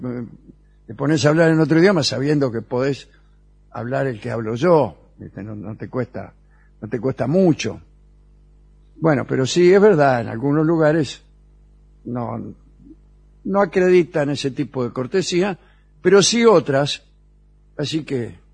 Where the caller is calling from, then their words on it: Rosario, Santa Fe, Argentina; Hola a todos … de Rosario.